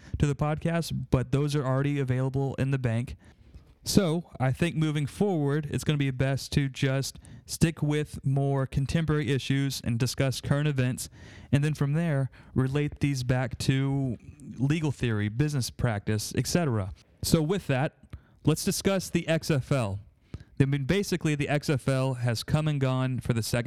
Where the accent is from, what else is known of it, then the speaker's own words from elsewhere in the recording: Austin, Texas, United States; I'm from Austin, Texas